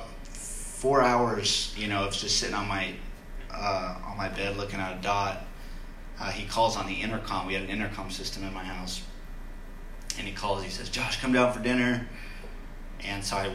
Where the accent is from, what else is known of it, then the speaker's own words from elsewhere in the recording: Loomis, California, United States; I grew up in Loomis. It's kind of in the foothills of Sacramento